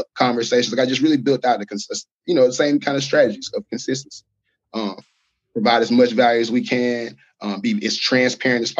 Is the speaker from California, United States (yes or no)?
no; Alabama, United States; I'm from Alabama.